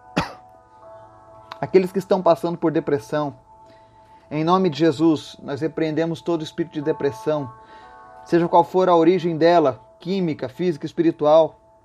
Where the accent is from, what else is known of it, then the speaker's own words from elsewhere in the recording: Brazil; nós que somos brasileiros